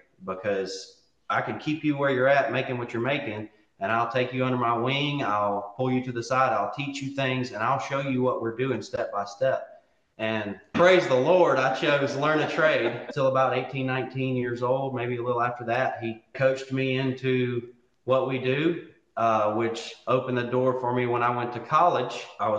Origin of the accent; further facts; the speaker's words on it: West Monroe, Louisiana, United States; I was born and raised here in West Monroe, where, where John and Becky are at as well. I was homeschooled through my whole life, from pre-K to college